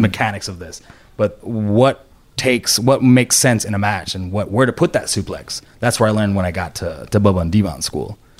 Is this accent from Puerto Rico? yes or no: yes; Puerto Rico; I was born and raised in Puerto Rico